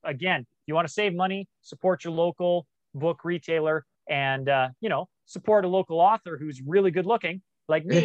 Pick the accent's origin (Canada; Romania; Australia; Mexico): Canada; growing up in Canada